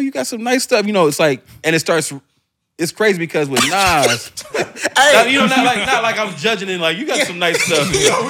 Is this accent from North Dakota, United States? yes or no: no; Atlanta, Georgia, United States; I'm from Atlanta, bro.